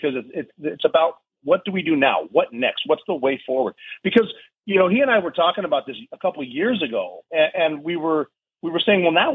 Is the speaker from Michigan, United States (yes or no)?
no; Montana, United States; moved away as an adult; I'm a dude from Montana